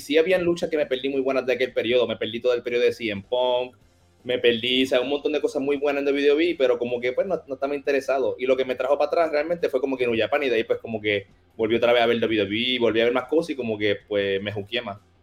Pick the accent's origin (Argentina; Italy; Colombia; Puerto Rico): Puerto Rico; Caguas; also born or lived in Orlando, Florida / Mexico; yo nací en Caguas, Puerto Rico, en el Hospital Ima. Este, me crié por aquí mismo